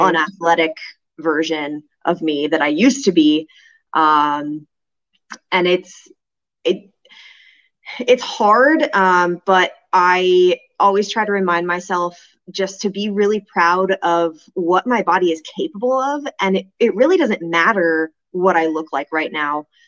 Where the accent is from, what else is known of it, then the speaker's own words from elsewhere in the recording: California, United States; moved away as an adult; also born or lived in New Jersey; now in Kansas, United States; I grew up in California